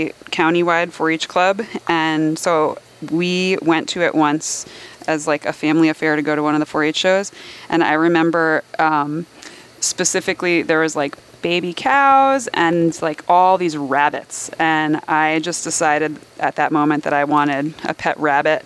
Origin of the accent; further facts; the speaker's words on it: New Jersey, United States; moved away as an adult; also born or lived in Midwest; I grew up in North Jersey